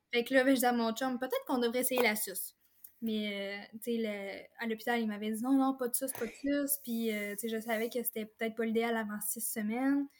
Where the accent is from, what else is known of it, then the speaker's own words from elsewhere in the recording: Forestville, Quebec, Canada; je suis native de la Côte-Nord. ben, je demeure en fait encore ici à Forestville.